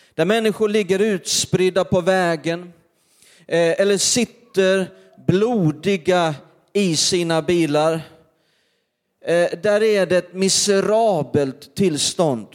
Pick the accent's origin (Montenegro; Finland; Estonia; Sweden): Sweden; Perstorp, Skåne; när jag var liten i norra Skåne, varenda, början på varenda december där så skulle vi gå till torget i Perstorp